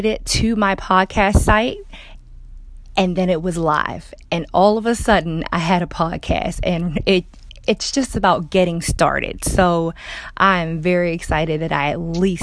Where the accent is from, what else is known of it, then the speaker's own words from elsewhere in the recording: Baltimore, Maryland, United States; moved away as an adult; also born or lived in North Carolina / Georgia / California; I'm from Baltimore, Maryland